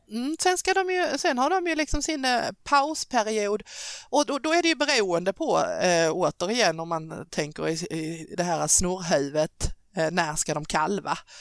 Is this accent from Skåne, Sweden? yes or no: yes; Skåne, Sweden; accent: Scanian; jag pratar skånska